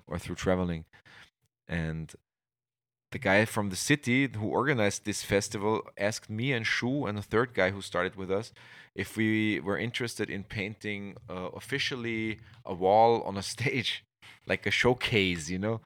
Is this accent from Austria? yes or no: yes; Austria; English is a second language; in the small town, I grew up here in Austria